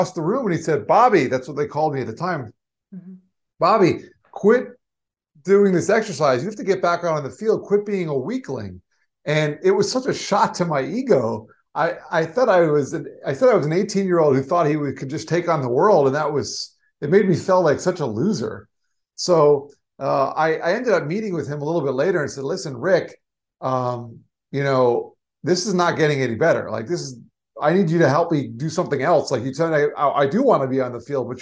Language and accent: English; South Florida, United States; also born or lived in New York; I grew up in South Florida, but I wanted to go back to New York that's actually where I was born